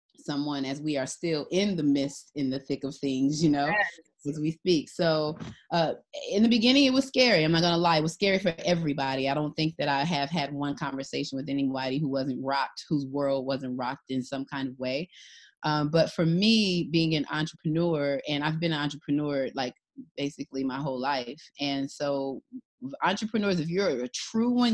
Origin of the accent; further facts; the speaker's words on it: Detroit, Michigan, United States; I'm from Detroit, Michigan, and my parents had the wisdom to send me to an amazing school